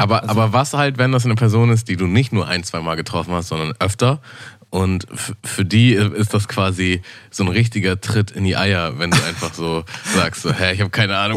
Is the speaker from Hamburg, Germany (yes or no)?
yes; Hamburg, Germany; Ja, also ich bin geborener Hamburger, bin in so einem Vorort vor Hamburg groß geworden und wohne jetzt wieder in Hamburg